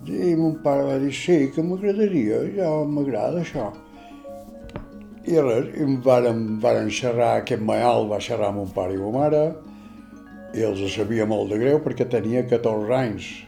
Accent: Normandy, France; born there; vaig néixer a Normandia, França, el 4 de desembre de 1932.

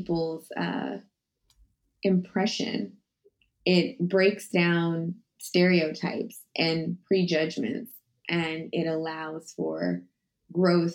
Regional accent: Texas, United States; I grew up in Texas.

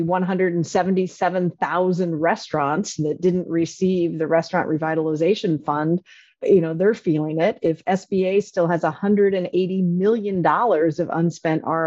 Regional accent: North Dakota, United States; moved away; I grew up on a farm in North Dakota

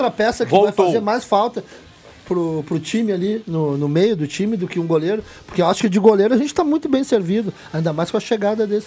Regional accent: São Leopoldo, Rio Grande do Sul, Brazil; Minha cidade, São Léo, minha terra.

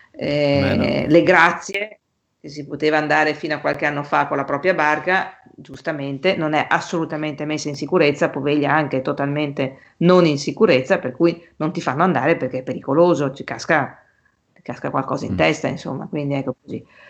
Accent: Venice, Veneto, Italy; siamo italiani e in più siamo anche veneziani

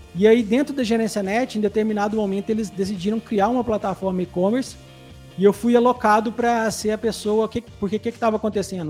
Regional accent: Santo Antônio do Monte, Minas Gerais, Brazil; eu sou é, nascido e criado bem no interior de Minas, é uma cidadezinha chamada Santo Antônio do Monte.

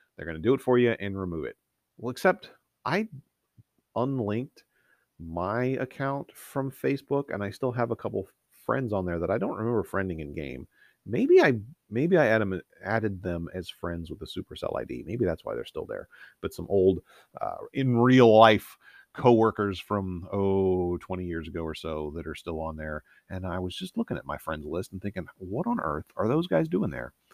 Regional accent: Northeast Ohio, United States; I grew up in Northeast Ohio

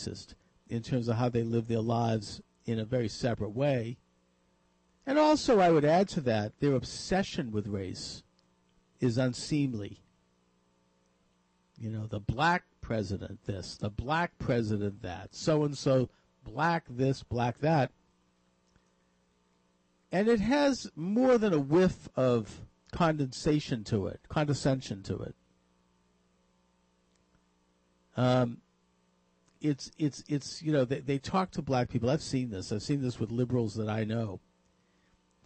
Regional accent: Boston, Massachusetts, United States; here in Boston, my hometown

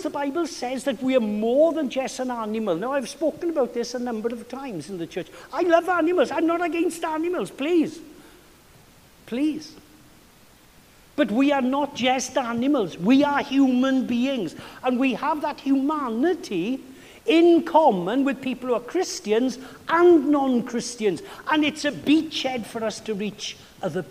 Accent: Wales, United Kingdom; now in Massachusetts, United States; It's like being a Welshman abroad

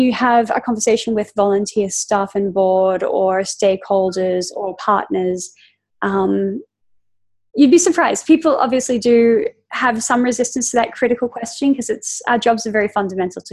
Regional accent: Australia; growing up in Australia

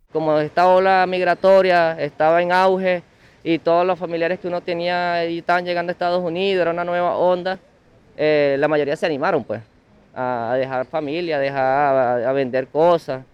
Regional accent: Venezuela; moved away as an adult; yo como venezolano

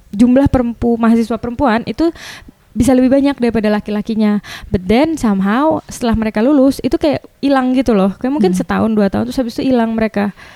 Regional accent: Bali, Indonesia; saya dari Bali

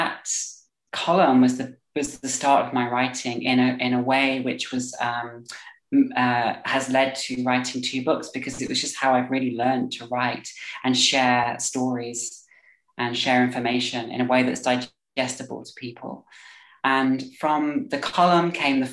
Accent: Staffordshire, West Midlands, United Kingdom; also born or lived in London; now in Berlin, Germany; I currently live in Berlin, but I'm originally from Staffordshire. But I spent a lot of my time in London before I moved to Germany.

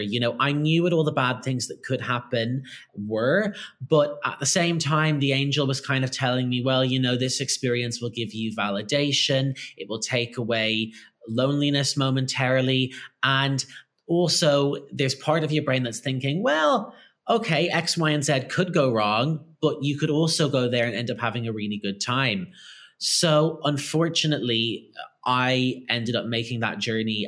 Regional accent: Ireland; I grew up in Ireland

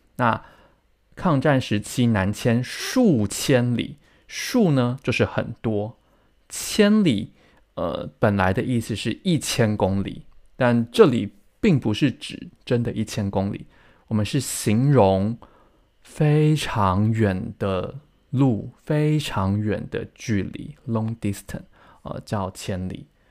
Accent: Taiwan; 我在台湾出生长大

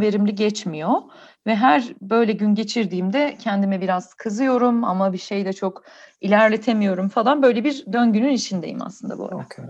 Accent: Ankara, Turkey; bizde Ankara'da şey var

